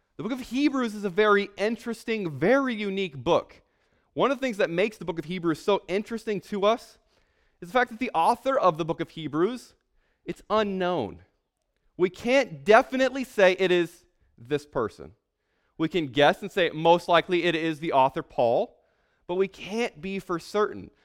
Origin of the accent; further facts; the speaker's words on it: San Antonio, Texas, United States; I'm from San Antonio. I'm living in San Antonio right now